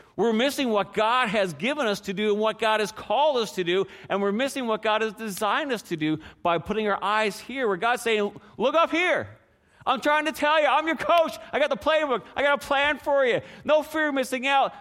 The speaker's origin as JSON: {"language": "English", "country": "Canada", "tie": "born or raised there", "said": "how many restaurants my hometown had? One"}